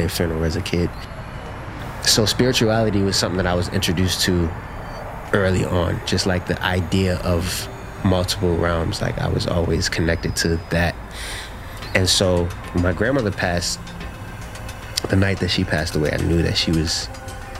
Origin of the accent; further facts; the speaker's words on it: Baltimore, Maryland, United States; I grew up in Baltimore